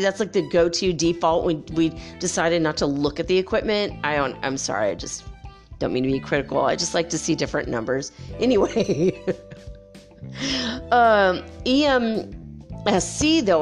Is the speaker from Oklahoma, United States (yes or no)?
no; California, United States; now in Ecuador; we don't have basements in California. You know, I grew up there. I'm not there now. I'm in Ecuador